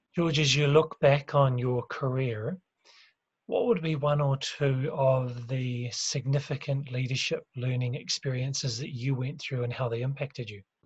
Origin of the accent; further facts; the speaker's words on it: New Zealand; I'm from New Zealand